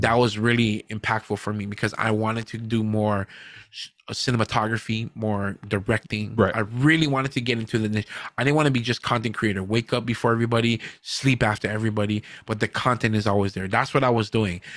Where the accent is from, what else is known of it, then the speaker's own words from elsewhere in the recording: Hawaii, United States; we're not Hawaiian, but we're from Hawaii. We're proud to be from Hawaii